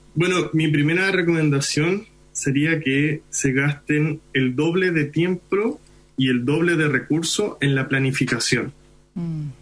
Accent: Iquique, Tarapacá, Chile; first language Hindi; Spanish is a second language; now in Santiago, Chile; Yo nací en Iquique

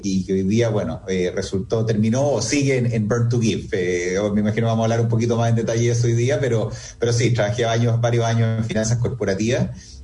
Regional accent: Chile; soy chileno

